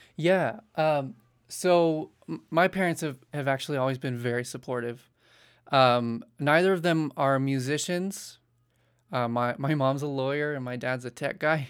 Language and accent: English; Salt Lake City, Utah, United States; moved away; I was born actually in Utah, Salt Lake City